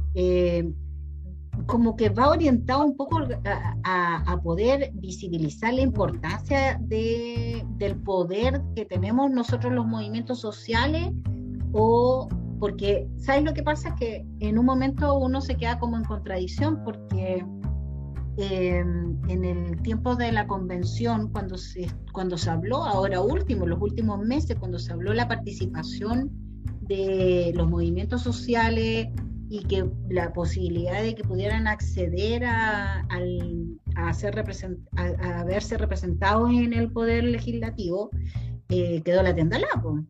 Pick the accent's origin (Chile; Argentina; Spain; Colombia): Chile